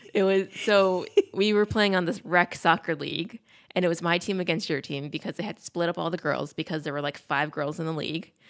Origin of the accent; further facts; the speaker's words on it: Peekskill, New York, United States; We grew up in Peekskill.